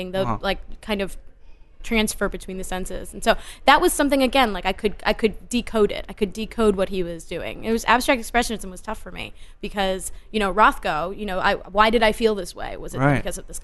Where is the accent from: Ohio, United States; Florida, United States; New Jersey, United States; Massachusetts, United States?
Massachusetts, United States; Framingham; moved away as an adult; also born or lived in New York; I'm from about half hour outside of Boston, a town called Framingham